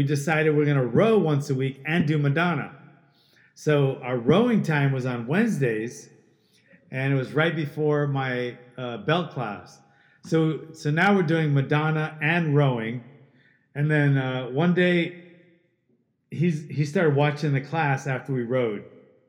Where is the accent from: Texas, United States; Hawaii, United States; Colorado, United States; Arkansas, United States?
Hawaii, United States; moved away; also born or lived in Queens, New York; My dad was a newspaper writer, and I was born in New York, and then he got a job in Hawaii by one of his friends, and I moved there when I was like 4